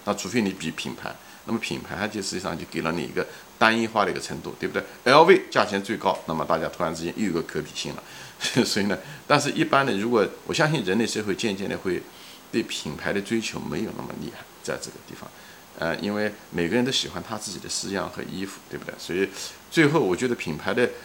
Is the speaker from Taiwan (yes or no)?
no; China; moved away; 我们中国人